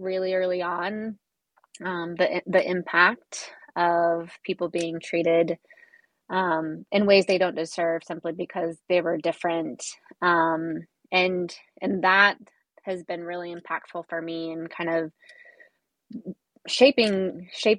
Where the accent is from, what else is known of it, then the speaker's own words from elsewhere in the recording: Boise, Idaho, United States; I ended up transferring to Boise State for a year